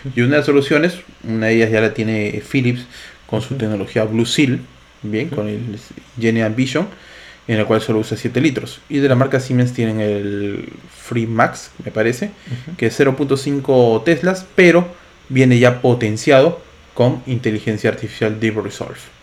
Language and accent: Spanish; Lima, Peru; Ambos somos de Lima, Perú